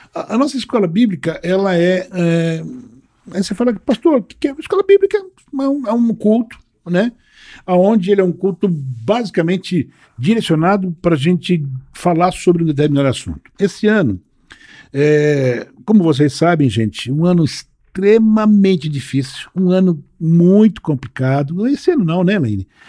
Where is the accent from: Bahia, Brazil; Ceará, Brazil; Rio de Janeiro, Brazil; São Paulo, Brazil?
São Paulo, Brazil; eu nasci no bairro da Liberdade, em São Paulo